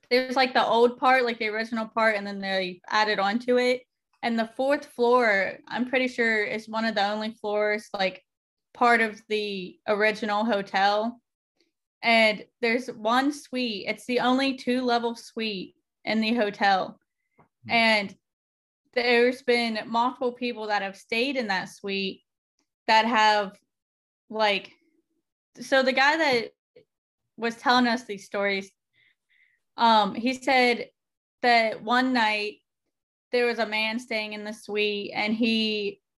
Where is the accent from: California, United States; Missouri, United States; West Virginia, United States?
West Virginia, United States; Parkersburg; So I'm from Parkersburg.